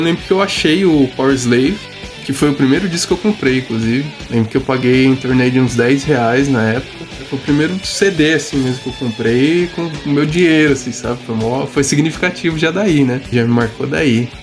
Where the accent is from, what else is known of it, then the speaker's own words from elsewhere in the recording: Osasco, São Paulo, Brazil; nós somos da cidade de Osasco, né, de São Paulo